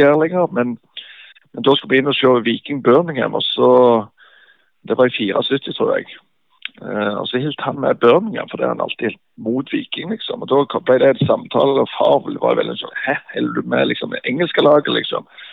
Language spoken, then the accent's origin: Norwegian; Bryne, Rogaland, Norway; Bryne var jo heimplassen min